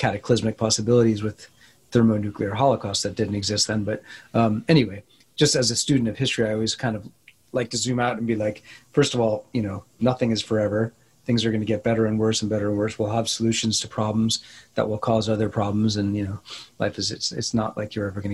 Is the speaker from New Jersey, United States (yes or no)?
yes; New Jersey, United States; also born or lived in New York City; I grew up in New Jersey in a small town